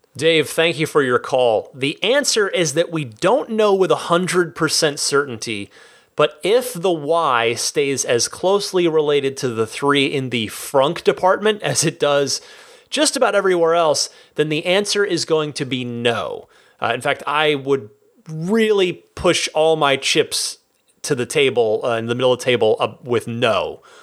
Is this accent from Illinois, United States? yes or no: no; Vernon, New Jersey, United States; moved away; when I was a little kid and we still lived in New Jersey